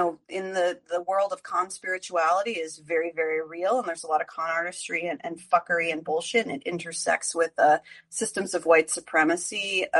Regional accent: New Jersey, United States; moved away as an adult; also born or lived in Los Angeles; now in New York, United States; I'm from New Jersey. I live in New York now. I have lived in LA twice and New York 3 times.

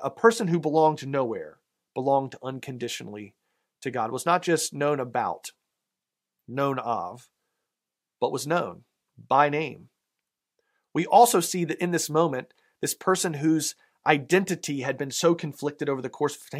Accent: the South, United States; accent: southern; my southern accent

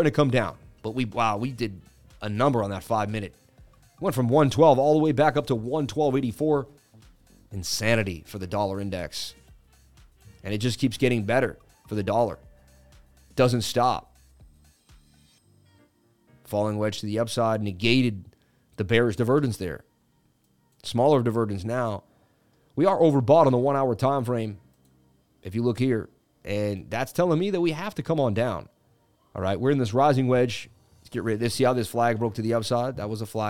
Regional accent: Boston, Massachusetts, United States; moved away; I'm Irish and I grew up in Boston

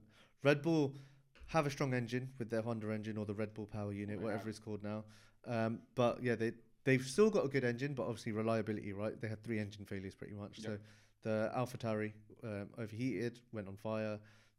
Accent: Hounslow, London, United Kingdom; We're both from Hounslow.

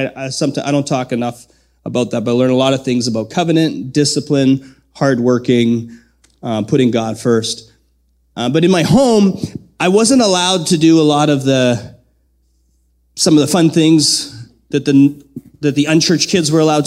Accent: Southern Manitoba, Canada; moved away as an adult; also born or lived in Lethbridge, Alberta; growing up in Southern Manitoba

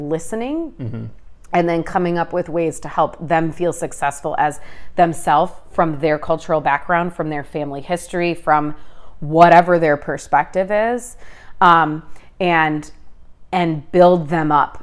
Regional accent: Midwest, United States; I grew up in the Midwest. I've never lived anywhere else.

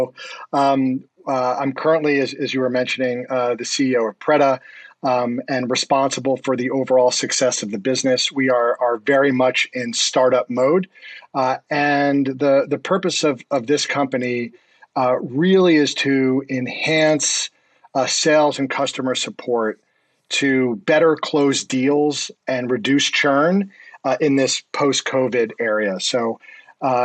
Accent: Scarsdale, New York, United States; also born or lived in Rye, New York; I grew up in New York in Rye and then Scarsdale

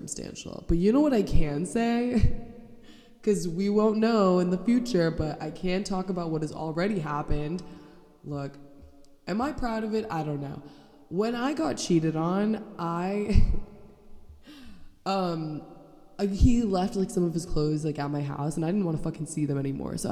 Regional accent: Orlando, Florida, United States; I am a real Florida bitch, born and raised

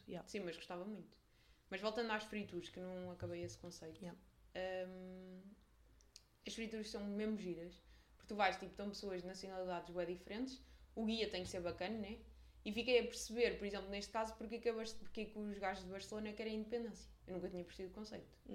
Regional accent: Portugal; Nós, os portugueses

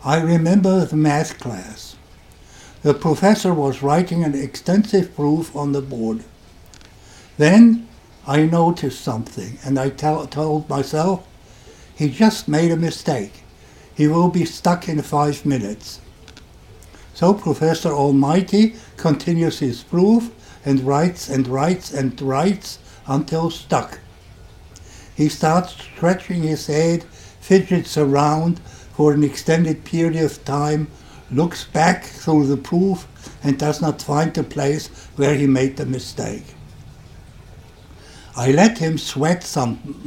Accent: Germany; accent: German; English is a second language; You can hear from my accent that I'm German

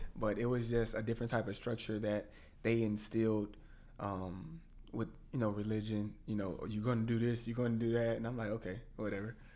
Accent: Waco, Texas, United States; moved away as an adult; now in Dallas, United States; I was growing up in Waco, Texas

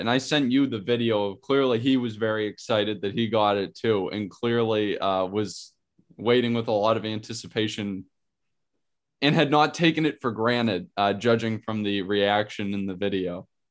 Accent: Pittsburgh, Pennsylvania, United States; growing up in Pittsburgh

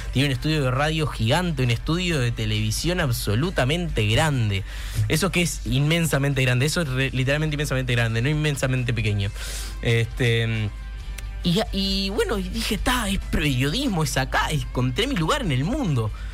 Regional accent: Carmelo, Colonia, Uruguay; el coro Liceo número 2 de Carmelo, que para mí es un honor que vengan los chiquilines a cantar, porque yo formé parte

